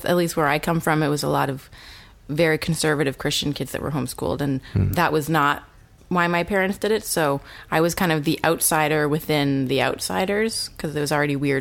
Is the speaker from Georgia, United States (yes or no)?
no; New Hampshire, United States; moved away as an adult; also born or lived in New Zealand; now in Los Angeles, United States; very, very small town, New Hampshire. One of five kids. I was homeschooled until high school and then went to a pretty small high school in my hometown.